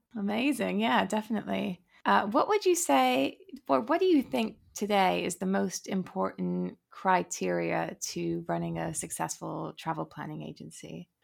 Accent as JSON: {"language": "English", "country": "United States", "said": "I'm American"}